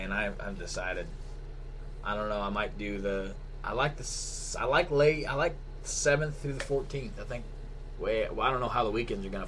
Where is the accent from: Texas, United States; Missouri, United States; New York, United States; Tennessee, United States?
Missouri, United States; I'm from Missouri